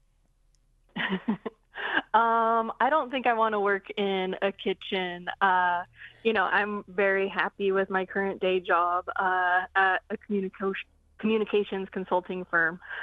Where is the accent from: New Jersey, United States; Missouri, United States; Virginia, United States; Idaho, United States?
Idaho, United States; Coeur d'Alene Reservation; now in Seattle, United States; the Coeur d'Alene tribe. That's where I'm from. That's where, uh, that's the center of my universe. And that's where I learned to cook.